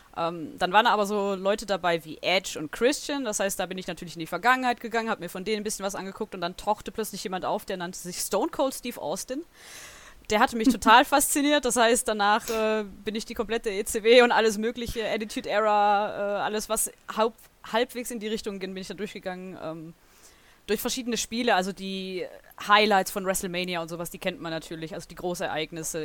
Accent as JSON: {"language": "German", "region": "Southern Germany", "country": "Germany", "said": "Ich komme aus Süddeutschland"}